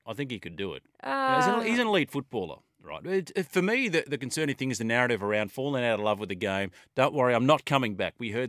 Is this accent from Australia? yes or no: yes; Australia; yes, we're Australian fans. We want to see Australia win